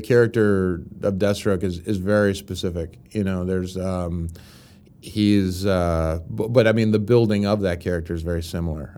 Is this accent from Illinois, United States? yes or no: no; Pittsburgh, Pennsylvania, United States; moved away as an adult; now in Los Angeles, United States; I come from Pittsburgh